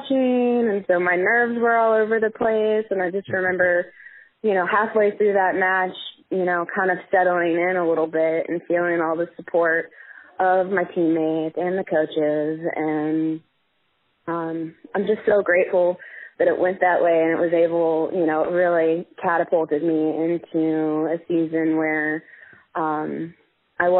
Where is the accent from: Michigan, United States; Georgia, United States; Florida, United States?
Georgia, United States; Marietta; moved away as an adult; also born or lived in Asheville, North Carolina; I grew up in Marietta, Georgia, which is just north of Atlanta by about 20, 30 minutes